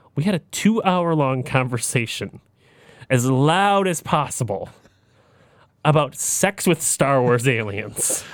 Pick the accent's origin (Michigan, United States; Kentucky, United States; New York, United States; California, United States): Michigan, United States; Detroit; we're from the Detroit area